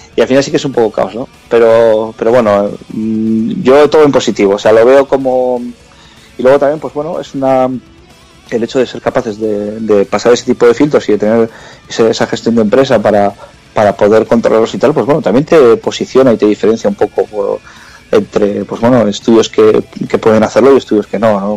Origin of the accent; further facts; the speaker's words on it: Bilbao, Basque Country, Spain; somos seis de Bilbao